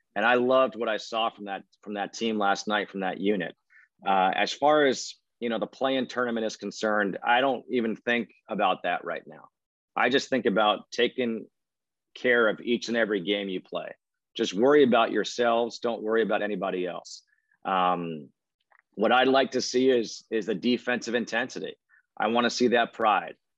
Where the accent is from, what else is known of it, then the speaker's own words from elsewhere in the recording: Connecticut, United States; I grew up in Connecticut